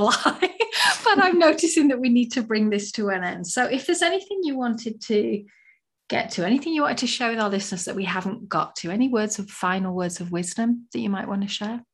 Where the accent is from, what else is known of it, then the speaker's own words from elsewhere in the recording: England, United Kingdom; now in United States; I'm from England